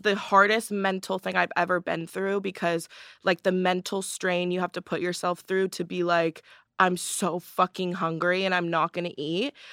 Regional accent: Palos Verdes, California, United States; I'm from Palos Verdes, California

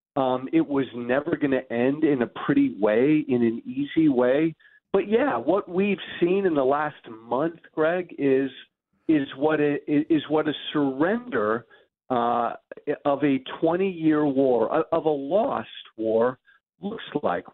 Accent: United States; I'm glad I'm American

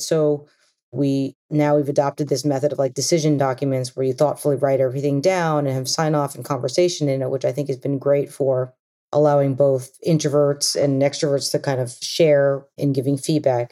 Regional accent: Long Island, New York, United States; I grew up on Long Island actually, and I had parents who immigrated here

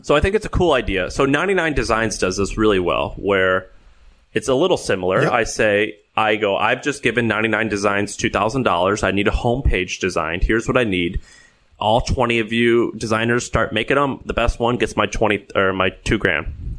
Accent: St. Louis, Missouri, United States; moved away; I grew up in St. Louis.

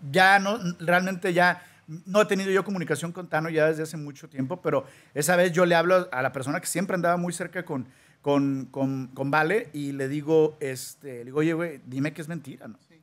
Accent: Guadalajara, Jalisco, Mexico; moved away as an adult; also born or lived in Sinaloa; now in United States; Nacido en, fíjate que soy de Sinaloa, pero ahí he vivido toda mi vida en, en, Guadalajara

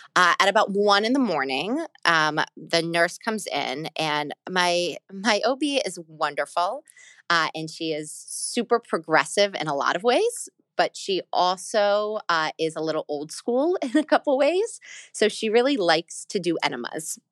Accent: Atlanta, Georgia, United States; moved away as an adult; now in New York City, United States; I was born in Atlanta, Georgia. I was born there, I grew up there, and I moved up to New York when I was eighteen for college

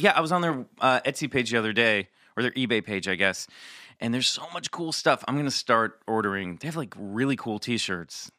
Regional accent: Kansas City, Missouri, United States; I'm from Kansas City

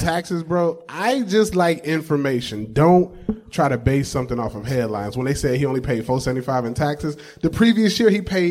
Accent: Macon, Georgia, United States; Macon, Georgia, my hometown

